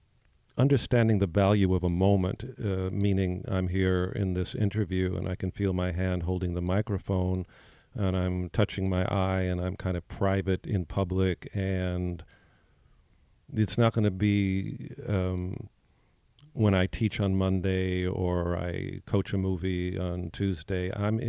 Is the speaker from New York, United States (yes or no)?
yes; New York, United States; I come from New York. I go to the theater 4 times a week most of the time.